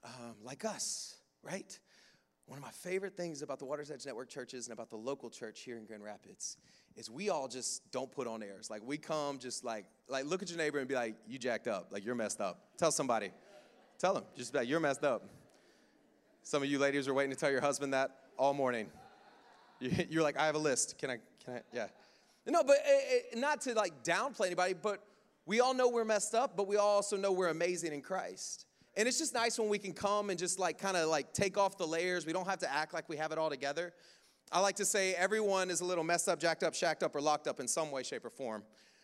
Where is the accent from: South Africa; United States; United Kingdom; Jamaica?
Jamaica; Again, I come from Jamaica, so they'll shout me down.